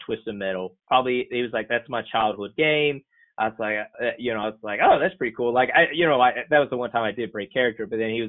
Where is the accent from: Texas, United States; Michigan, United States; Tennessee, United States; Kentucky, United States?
Kentucky, United States; Floyd County, Eastern; moved away as an adult; now in North Carolina, United States; I'm originally from Eastern Kentucky, a little county called Floyd.